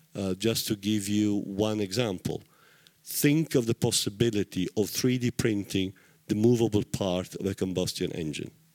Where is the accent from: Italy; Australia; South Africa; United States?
Italy; Taranto, Apulia; I come from Taranto in southern Italy